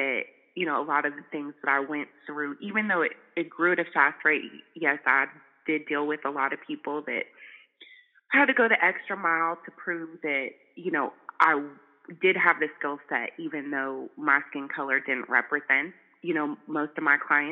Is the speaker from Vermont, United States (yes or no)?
no; California, United States; moved away as an adult; also born or lived in Bay Area, California / Chico, California / Charlotte, North Carolina; growing up in California, luckily I wasn't in the South